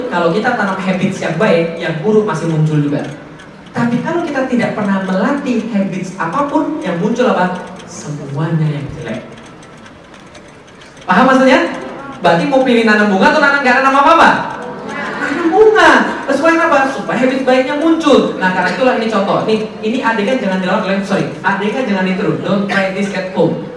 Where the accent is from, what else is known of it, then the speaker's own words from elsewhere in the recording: Palembang, South Sumatra, Indonesia; Saya orang Palembang, ngomong pakai bahasa Palembang.